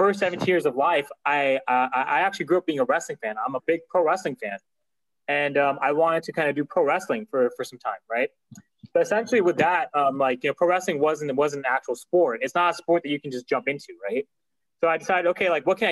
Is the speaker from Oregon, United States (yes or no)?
no; California, United States; I'm from California, but my parents are from Pakistan. So I'm Pakistani descent. Pakistani American